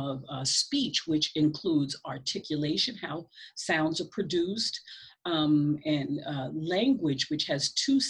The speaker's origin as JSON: {"language": "English", "town": "North Babylon", "region": "New York", "country": "United States", "tie": "born or raised there", "said": "I grew up in Long Island, North Babylon, okay. New York"}